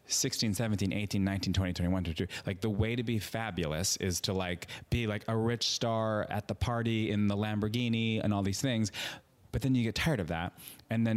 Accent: Long Island, New York, United States; moved away as an adult; also born or lived in Manhattan, New York; now in Los Angeles, United States; I'm from Long Island. I was living in Manhattan for 5 years before I moved to LA.

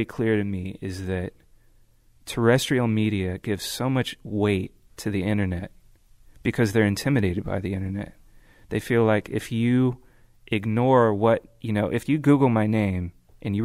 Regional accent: Bay Area, California, United States; growing up in the Bay Area

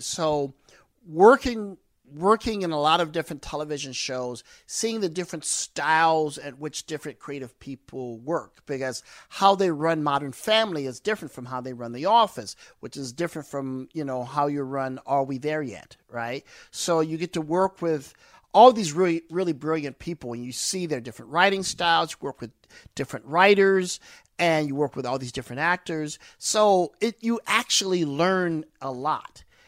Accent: East St. Louis, Illinois, United States; growing up in East Saint Louis, East Saint Louis is rough, rugged, and raw

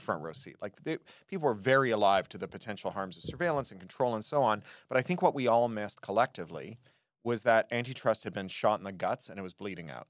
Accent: Toronto, Ontario, Canada; When I was a kid growing up in Toronto

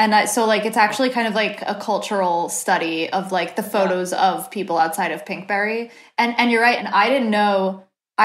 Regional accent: New Jersey, United States; now in Los Angeles, United States; growing up on the East Coast, because I felt like when I lived in New Jersey

